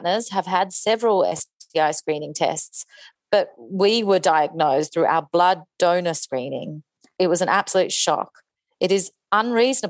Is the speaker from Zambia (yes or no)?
no; Tasmania, Australia; I'm from Tasmania.